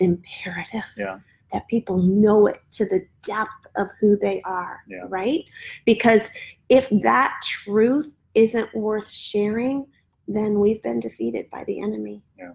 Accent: Midwest, United States; now in Florida, United States; Where I live now in Florida and mm raising children here versus the way I was raised in the Midwest

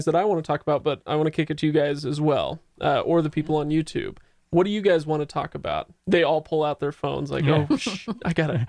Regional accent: Utah, United States; so I'm from Utah, and it gets wicked, wicked cold here.

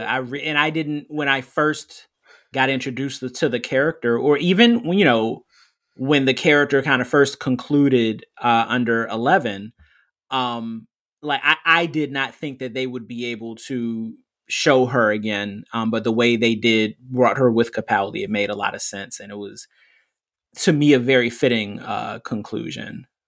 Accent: United States; being American

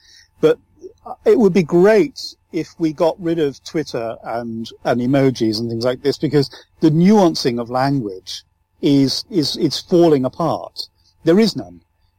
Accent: Ireland; I'm speaking in a flat English usage, but if you go to my home country, Ireland, and I really regret not having the Southern Irish accent, it is lyrical.

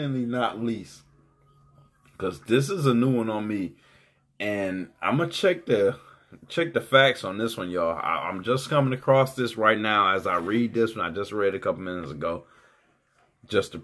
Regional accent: Detroit, Michigan, United States; I'm from Detroit

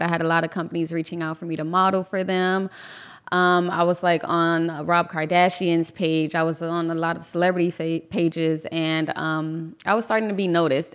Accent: Miami, Florida, United States; from Miami. Um, I grew up in Little Haiti

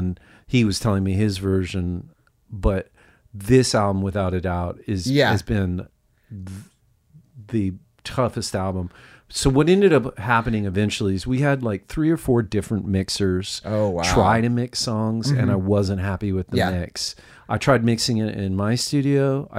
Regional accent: El Paso, Texas, United States; Which was apparently it was before my time because I was raised in El Paso.

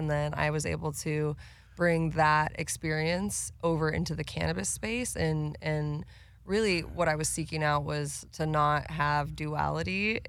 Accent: Oceanside, California, United States; also born or lived in San Diego; Born and raised in SoCal. I'm from San Diego. Shouts out. I actually was born downtown San Diego, raised in Oceanside.

